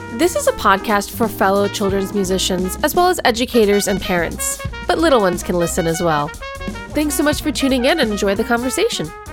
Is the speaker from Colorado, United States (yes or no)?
yes; Colorado, United States; We're both from Colorado